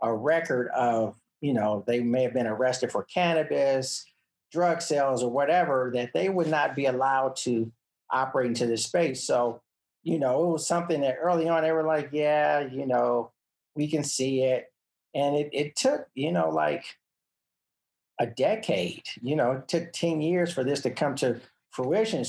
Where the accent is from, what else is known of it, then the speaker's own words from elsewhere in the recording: Los Angeles, California, United States; I grew up in South Central Los Angeles